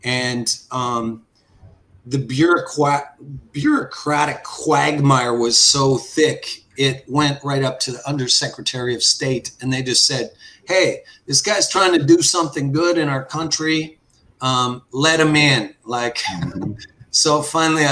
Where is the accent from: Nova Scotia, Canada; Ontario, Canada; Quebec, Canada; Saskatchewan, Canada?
Saskatchewan, Canada; also born or lived in Crawley, England; as a young guy growing up in Saskatchewan.